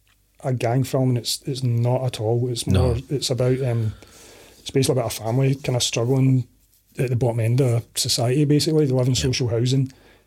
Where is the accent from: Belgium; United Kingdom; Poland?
United Kingdom; Glasgow, Scotland; we are two guys from Glasgow.